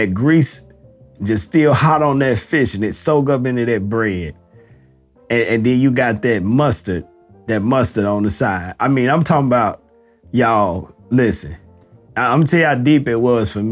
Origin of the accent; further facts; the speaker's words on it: the South, United States; I'm from the South